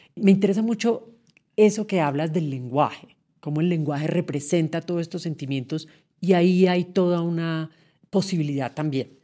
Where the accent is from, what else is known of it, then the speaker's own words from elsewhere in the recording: Colombia; como colombiano de hoy